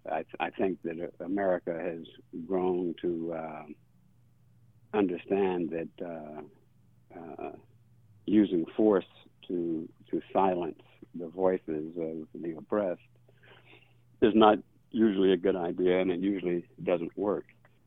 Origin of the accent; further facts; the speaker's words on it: Mississippi, United States; also born or lived in Missouri; I was born and raised generally in Mississippi, but my father was in the military, the Army.